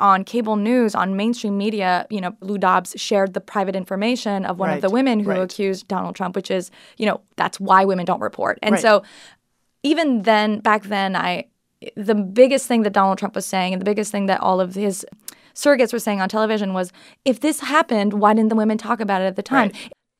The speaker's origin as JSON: {"language": "English", "country": "Canada", "said": "I'm Canadian."}